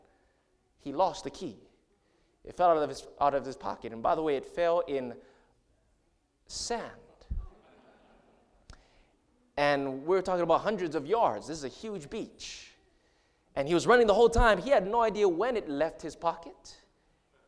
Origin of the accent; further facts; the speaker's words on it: Hawaii, United States; moved away; I grew up in Hawaii. That's where I'm from